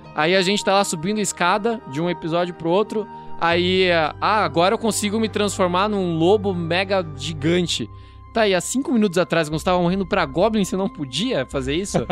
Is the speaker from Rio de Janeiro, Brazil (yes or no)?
no; Astorga, Paraná, Brazil; accent: sotaque de Astorga; now in Curitiba, Brazil; o sotaque de Astorga